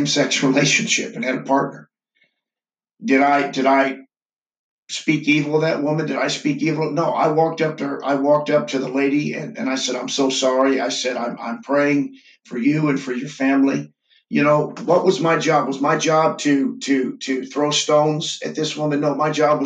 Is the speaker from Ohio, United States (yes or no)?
no; St. Louis, Missouri, United States; now in Lebanon, Indiana, United States; my hometown of St. Louis, where I grew up